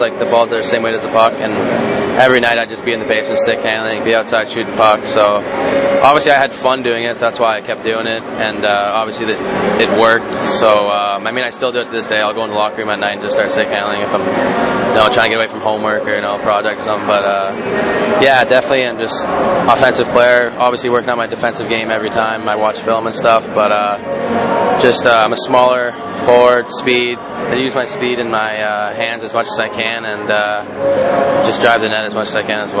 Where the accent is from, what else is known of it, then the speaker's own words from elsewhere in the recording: Canada; I mean, I'm Canadian, but still, even being in that museum, seeing all those things was pretty crazy.